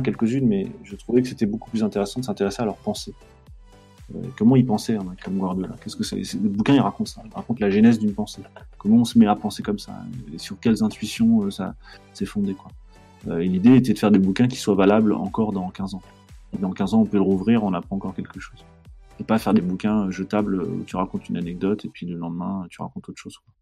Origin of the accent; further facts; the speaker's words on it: Strasbourg, Grand Est, France; je suis né à Strasbourg